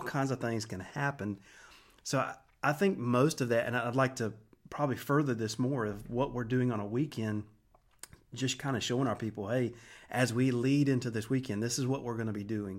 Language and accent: English; Wilson, United States; I grew up in Wilson. Uh, we moved here in seventy-nine when I was five years old